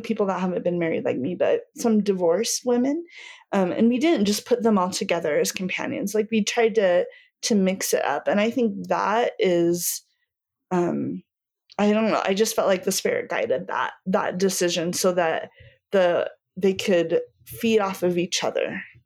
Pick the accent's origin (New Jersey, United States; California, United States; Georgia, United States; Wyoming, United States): Wyoming, United States; Cody; also born or lived in Utah / northern Virginia; now in Saratoga Springs, United States; I grew up in Cody, Wyoming, and I'm currently living here in Saratoga.